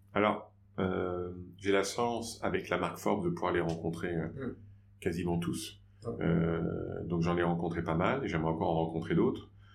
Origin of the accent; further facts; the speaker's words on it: France; accent: Frenchy; mon accent Frenchy